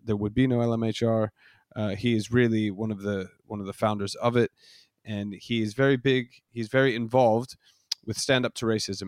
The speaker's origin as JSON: {"language": "English", "country": "United States", "moved": "as an adult", "lives_now": "United Kingdom", "said": "I've been a resident in the U K for the last ten years, but I'm, I'm an American"}